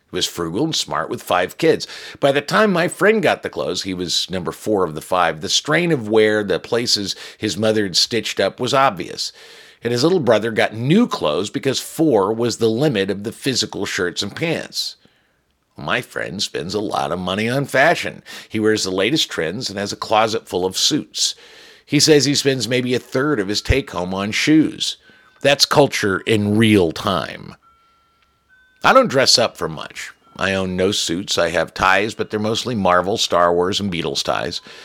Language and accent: English; United States; I'm an American mutt